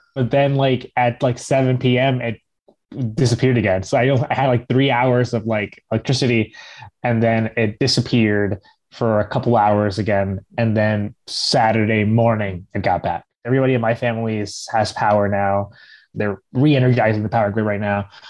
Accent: Puerto Rico; Puerto Ricans are American citizens

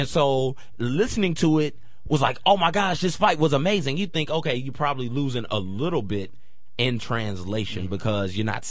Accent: Clarksville, Tennessee, United States; I grew up in Clarksville, Tennessee. Spent about 7 years in Clarksville, Tennessee.

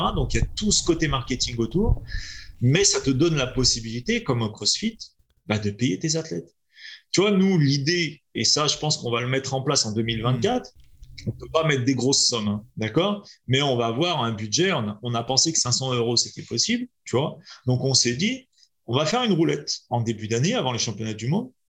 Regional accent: France; also born or lived in Lyon; je suis petit français

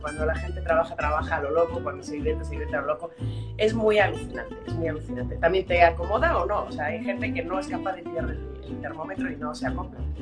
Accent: Mexico City, Mexico; moved away as an adult; also born or lived in Galicia, Spain; now in Madrid, Spain; nacimos en México, vivimos una serie de años allí. Luego estuvimos viendo una temporada aquí en Galicia y, eh, y después volvimos a México, ¿no? Yo estuve viviendo en México hasta que terminé mi carrera de arquitectura

